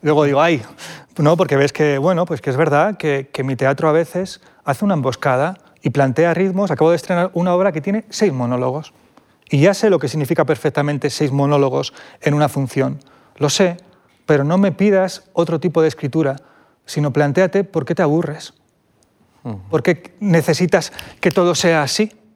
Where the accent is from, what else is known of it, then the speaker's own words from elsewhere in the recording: Vilches, Andalusia, Spain; a un pueblo minero de Jaén, a mi pueblo, Vilches.